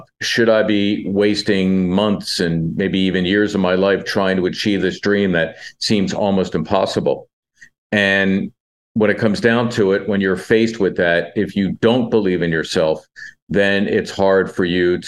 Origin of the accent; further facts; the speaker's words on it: Philadelphia, Pennsylvania, United States; ever since I was in junior high school growing up in Northeast Philly